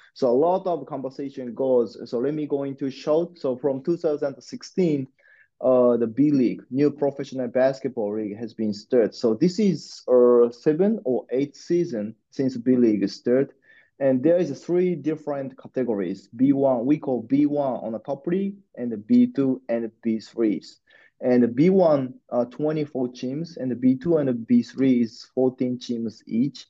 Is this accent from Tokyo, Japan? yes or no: no; Osaka, Japan; I born and raised in Osaka, uh, which the second largest town in Japan